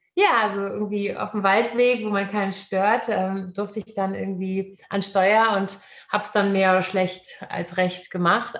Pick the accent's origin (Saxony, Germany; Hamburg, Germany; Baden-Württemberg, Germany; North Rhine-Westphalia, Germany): Hamburg, Germany; Ich bin in Hamburg geboren